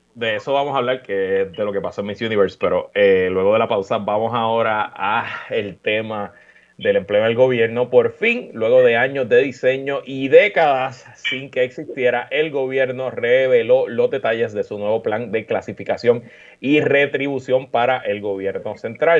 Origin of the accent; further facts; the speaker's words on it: Puerto Rico; somos puertorriqueños, llevamos en esta isla, ya yo llevo casi 40 años viviendo aquí